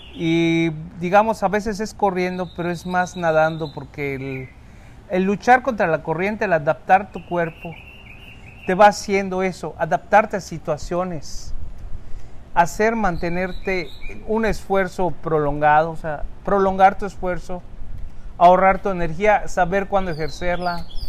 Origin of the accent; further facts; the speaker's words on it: Cozumel, Quintana Roo, Mexico; los que somos de Cozumel